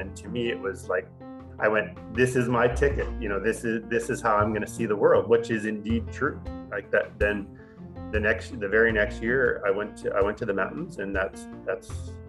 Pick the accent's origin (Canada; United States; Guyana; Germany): Canada; Saskatchewan; moved away as an adult; now in Squamish, Canada; I love growing up in Saskatchewan, but a fear that I had was maybe I was just going to be in Saskatchewan all my life.